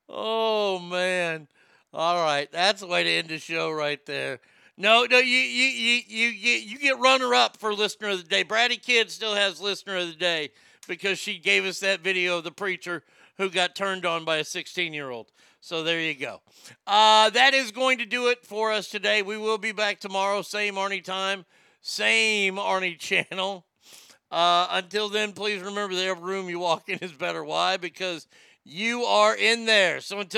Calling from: Texas, United States; I'm calling from Texas.

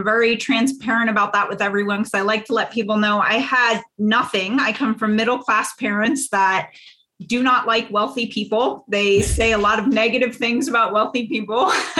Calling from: Pennsylvania, United States

